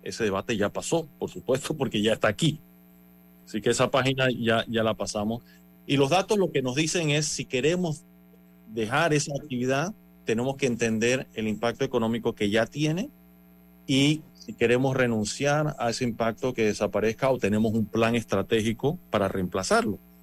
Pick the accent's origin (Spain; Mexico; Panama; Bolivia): Panama; Yo como panameño